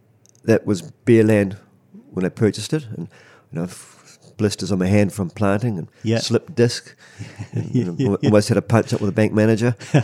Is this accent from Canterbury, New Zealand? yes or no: yes; Kurow, Canterbury, New Zealand; born there; And I was born in Kurau as well.